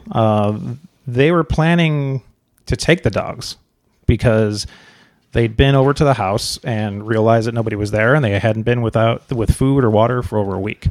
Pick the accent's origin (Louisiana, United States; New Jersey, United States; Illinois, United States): Illinois, United States; Chicago; moved away; we're originally from Chicago